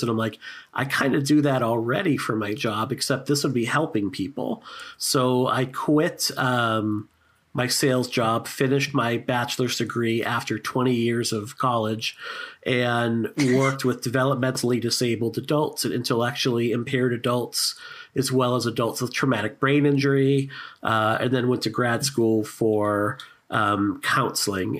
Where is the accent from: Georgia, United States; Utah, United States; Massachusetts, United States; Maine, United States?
Massachusetts, United States; Boston; Boston, Massachusetts